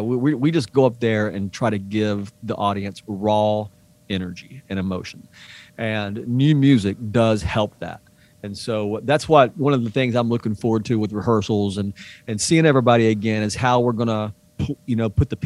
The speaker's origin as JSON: {"language": "English", "region": "East Tennessee", "country": "United States", "tie": "born or raised there", "said": "we grew up in the same area of East Tennessee"}